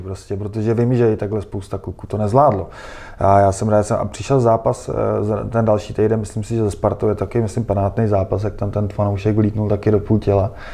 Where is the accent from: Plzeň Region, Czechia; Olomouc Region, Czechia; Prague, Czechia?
Prague, Czechia; jsem Pražák a, a znám tady jako Prahu velmi dobře